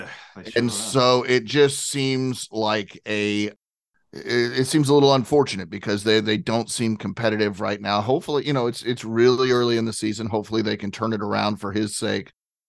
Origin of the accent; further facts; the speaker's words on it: Atlanta, Georgia, United States; I was growing up in Atlanta. I was going to school in Atlanta as the Olympics were coming to Atlanta.